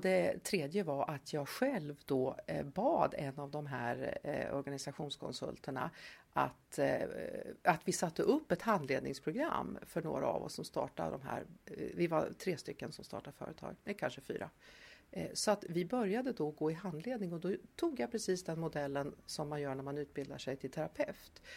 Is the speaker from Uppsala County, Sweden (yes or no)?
yes; Tierp, Uppsala County, Sweden; moved away as an adult; now in Stockholm, Sweden; Jag är uppvuxen i Tierp